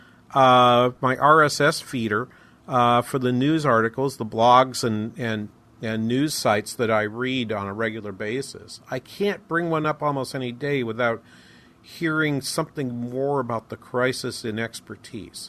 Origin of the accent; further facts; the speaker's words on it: New England, United States; moved away; Growing up in New England